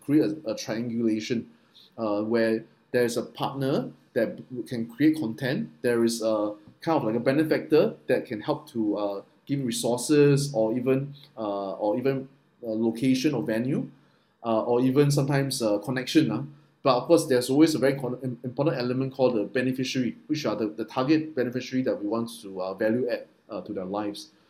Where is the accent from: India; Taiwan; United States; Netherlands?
Taiwan; moved away; I'm from Taiwan